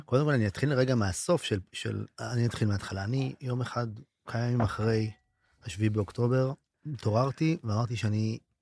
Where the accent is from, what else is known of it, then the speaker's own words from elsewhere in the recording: Israel; אני מקיבוץ אחר או מאזור אחר